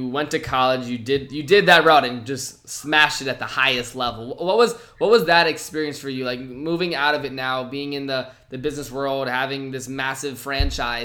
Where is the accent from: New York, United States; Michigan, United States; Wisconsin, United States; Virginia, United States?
Virginia, United States; I grew up in Virginia